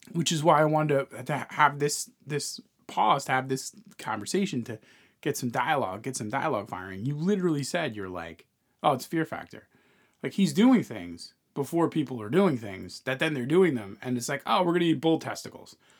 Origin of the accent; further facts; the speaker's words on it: New York, United States; moved away; a New Yorker, as an expat, as a New Yorker